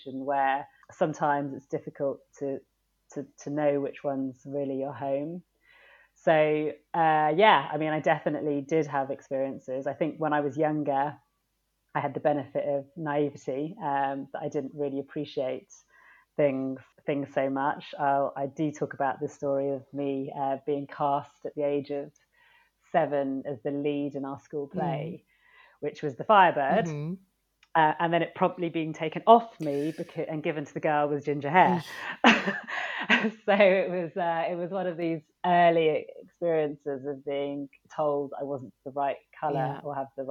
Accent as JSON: {"language": "English", "country": "United Kingdom", "also_born_or_lived": "Sri Lanka", "said": "I am British"}